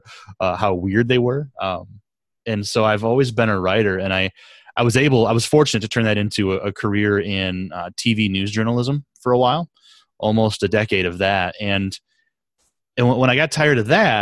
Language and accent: English; Southwest Michigan, United States; I grew up in Southwest Michigan